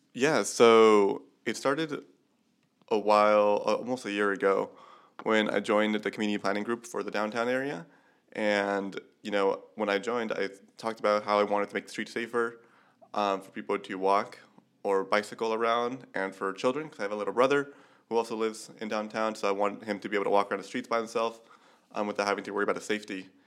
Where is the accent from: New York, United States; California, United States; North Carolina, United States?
California, United States; Chula Vista; I'm from San Diego, and I grew up in the Chula Vista part